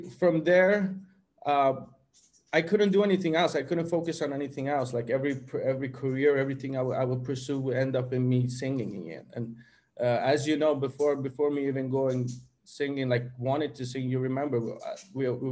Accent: Sweden; when I grew up in Sweden, as the people know, it was a little bit of conflict between my identities, to go to the more to have the Swedish identity and to have the Persian identity.

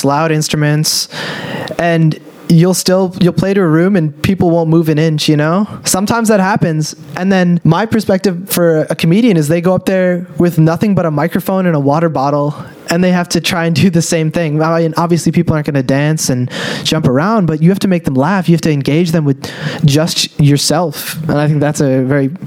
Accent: United States; my identity as being an American, as well as being a first-gen Indian-American

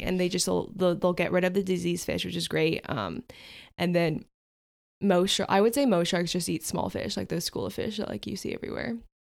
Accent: California, United States; we're from California. We, we go to the beach all the time

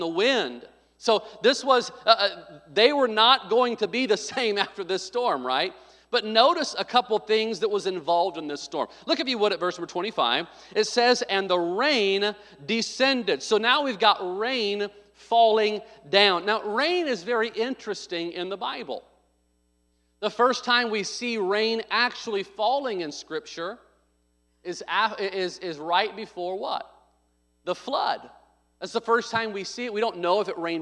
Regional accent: Arkansas, United States; also born or lived in Midwest; now in California, United States; I was born in Arkansas, so I know the storms in the South. I lived in the Midwest

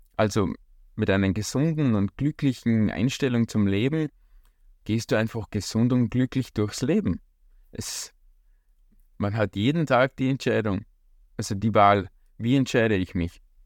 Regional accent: Austria; bei uns in Österreich

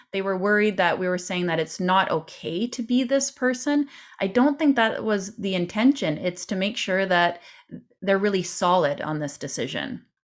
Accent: Canada; as a Canadian

